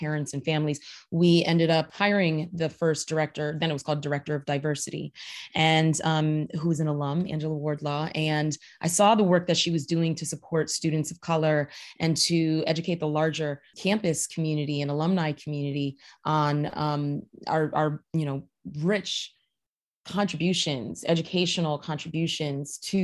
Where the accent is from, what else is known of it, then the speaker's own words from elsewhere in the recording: New Haven, Connecticut, United States; moved away as an adult; also born or lived in New York / Chicago; growing up in New Haven, you know, I was a townie